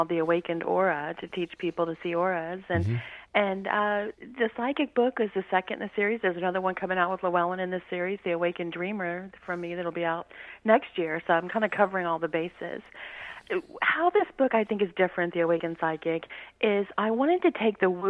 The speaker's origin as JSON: {"language": "English", "region": "Louisiana", "country": "United States", "tie": "born or raised there", "said": "He was a state trooper where I grew up in Louisiana."}